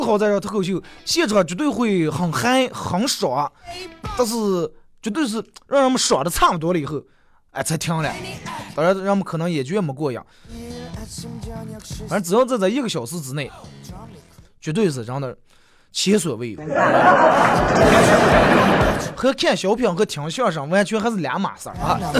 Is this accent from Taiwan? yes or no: no; Inner Mongolia, China; accent: Hetao dialect; 我说河套方言，其实根本不是河套方言，河套地方军大了，最多的算八门话、八门方言。